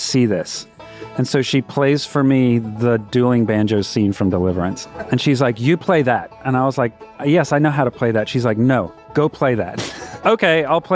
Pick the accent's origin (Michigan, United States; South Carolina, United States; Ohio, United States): South Carolina, United States; Florence; moved away as an adult; now in Raleigh, United States; I'm originally from Florence, South Carolina. I've lived in Raleigh since 2006